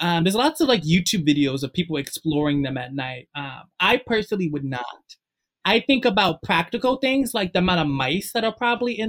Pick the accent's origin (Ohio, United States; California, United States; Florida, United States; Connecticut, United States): Connecticut, United States; Bridgeport; I know quite a few in Bridgeport just because I'm from Bridgeport.